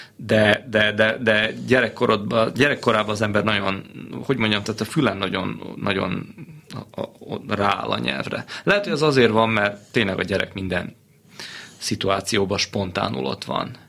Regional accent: Senta, Vojvodina, Serbia; Zentán nőttem fel az első pár évben

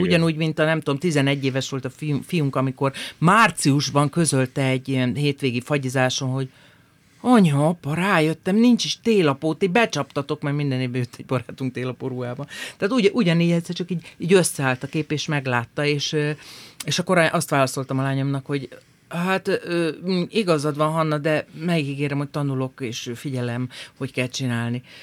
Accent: Hajdúnánás, Hajdú-Bihar, Hungary; kis helyen, hajdonáson nőttem föl

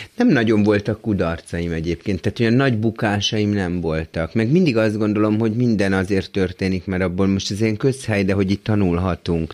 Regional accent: Budapest, Hungary; Budán egy villában nőttem föl, tök jó körülmények között

